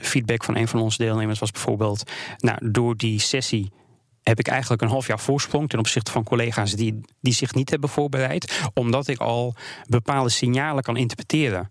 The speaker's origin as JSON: {"language": "Dutch", "country": "Netherlands", "said": "wij als Nederlanders"}